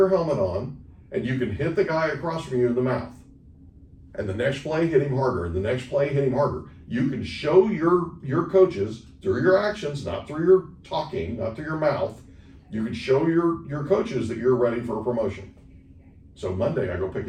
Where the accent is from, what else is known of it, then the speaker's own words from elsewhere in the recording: Oklahoma, United States; now in San Diego, United States; I grew up playing it in Oklahoma